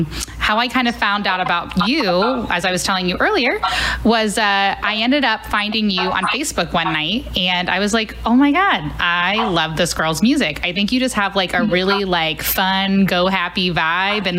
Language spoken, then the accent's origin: English; Cincinnati, Ohio, United States; I'm originally from Cincinnati, Ohio, so I still have friends from Cincinnati up through St. Louis.